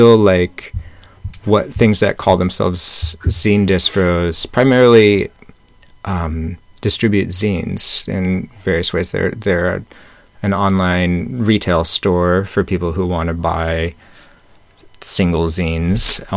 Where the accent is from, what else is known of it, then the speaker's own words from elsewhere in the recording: Snohomish, Washington, United States; I grew up in Snohomish, or outside of Snohomish, Washington, which is about 40 miles northeast of Seattle.